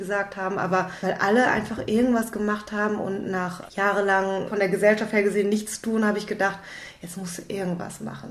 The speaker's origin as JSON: {"language": "German", "town": "Düsseldorf", "region": "North Rhine-Westphalia", "country": "Germany", "said": "ich bin aus Düsseldorf im Tanzhaus NRW"}